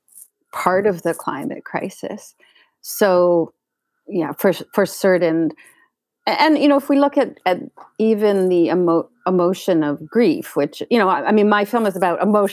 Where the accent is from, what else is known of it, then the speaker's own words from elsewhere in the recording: Canada; I grew up in Canada